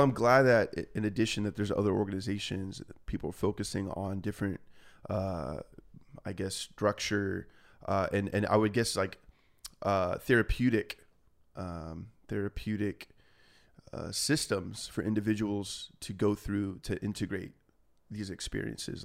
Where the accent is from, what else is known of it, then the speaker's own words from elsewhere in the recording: Laguna Niguel, California, United States; also born or lived in Aliso Viejo, California; I grew up, went to you know high school in uh, Aliso Viejo, California